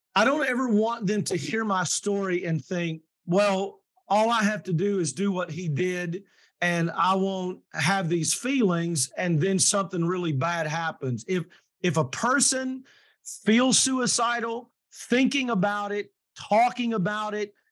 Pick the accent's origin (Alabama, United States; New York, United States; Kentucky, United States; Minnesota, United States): Kentucky, United States; I'm from Kentucky and mm. um, I was raised very traditionally.